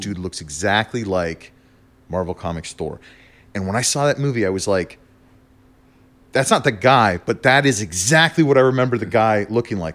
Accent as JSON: {"language": "English", "region": "New Mexico", "country": "United States", "tie": "born or raised there", "also_born_or_lived": "Germany", "said": "Yeah, I grew up in New Mexico. I lived in New Mexico for, like, most of my life."}